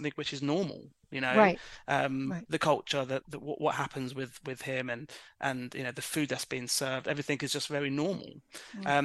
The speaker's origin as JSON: {"language": "English", "region": "London", "country": "United Kingdom", "tie": "born or raised there", "said": "I was born in London"}